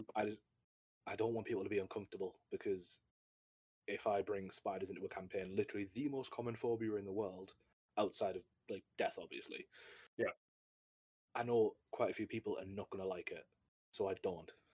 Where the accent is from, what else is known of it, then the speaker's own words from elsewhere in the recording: United Kingdom; I'm a British uh, D and D Twitch streamer